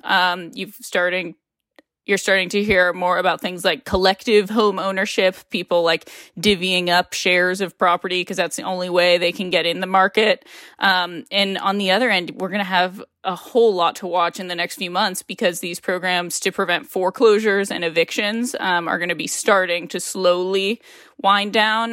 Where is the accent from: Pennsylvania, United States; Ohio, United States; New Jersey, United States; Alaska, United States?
Ohio, United States; now in California, United States; I'm from Ohio.